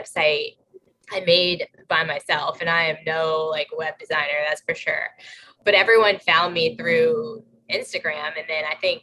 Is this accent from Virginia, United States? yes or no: yes; Virginia, United States; moved away as an adult; also born or lived in Athens, Georgia / Charlotte, North Carolina / New York City; now in Connecticut, United States; I grew up in Virginia